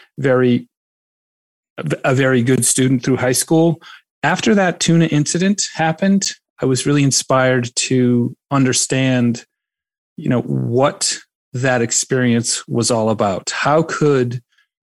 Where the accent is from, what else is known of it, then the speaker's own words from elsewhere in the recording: Duxbury, Massachusetts, United States; I am originally from the South Shore, a little town called Duxbury, which is on Cape Cod Bay